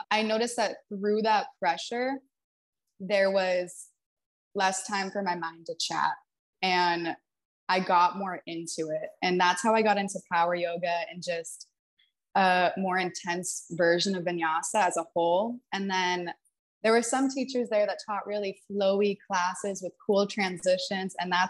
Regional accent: New Hampshire, United States; also born or lived in Texas / Seattle; I bopped around the country when I was growing up, but I was born in New Hampshire, and then I moved to Texas for a little bit, moved to Seattle. That's where I went to elementary school, and then I went back to New Hampshire.

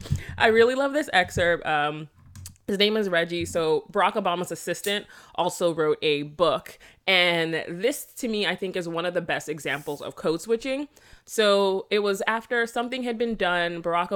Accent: Jamaica; accent: Jamaican Patois; subconsciously I do go back to my patois accent and language. Mm-hmm. And then I would start talking to them, saying stuff like Ovin and all that shit. And they're just like, oh, she's Jamaican again.

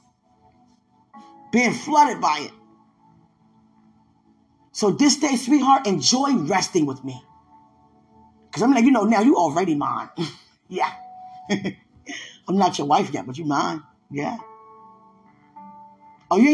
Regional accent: United States; I'm over here from America

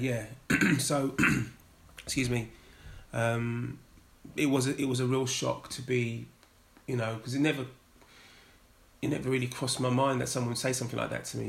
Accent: London, United Kingdom; growing up in North London, um, going to school in North London

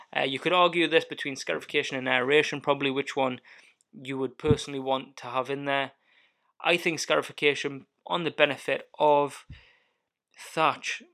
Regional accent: Alnwick, North East England, United Kingdom; moved away as an adult; also born or lived in Highlands, Scotland; now in Scotland; I grew up and I was born in Northumberland, a little town called Annick

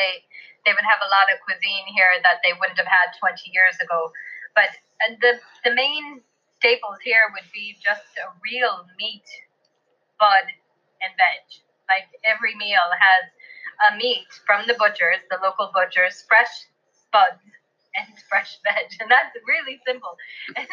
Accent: Fort Wayne, Indiana, United States; moved away as an adult; now in Ireland; growing up in Fort Wayne, Indiana

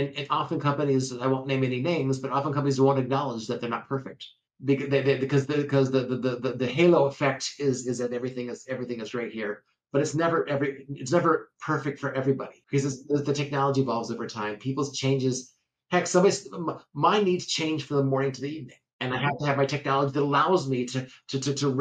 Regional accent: Cupertino, California, United States; I was raised in California, in Cupertino

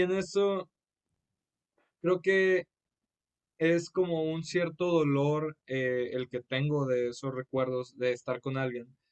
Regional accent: Monterrey, Nuevo León, Mexico; soy de Monterrey, Nuevo León

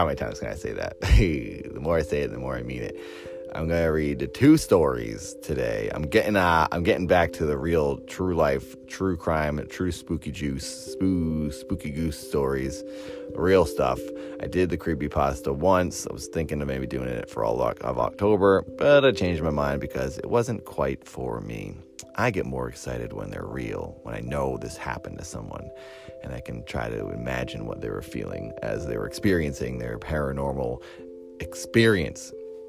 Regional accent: Massachusetts, United States; now in Los Angeles, United States; Nantucket Island, which is the island off of Massachusetts, which is where I'm from. I'm from New England

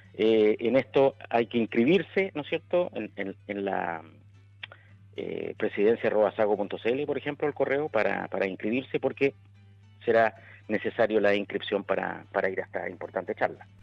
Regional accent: Chile; yo como chileno

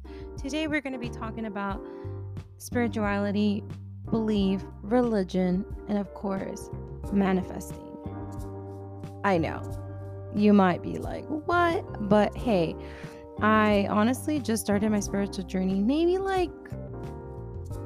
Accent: Texas, United States; also born or lived in Washington; I was born in Washington, raised here down in Texas my whole entire life

